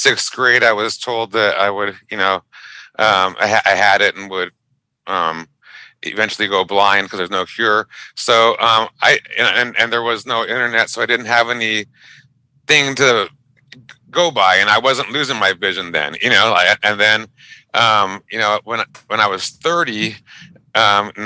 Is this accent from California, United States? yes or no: yes; Pico Rivera, California, United States; I grew up in a little city called Pico Rivera. It's a suburb of Los Angeles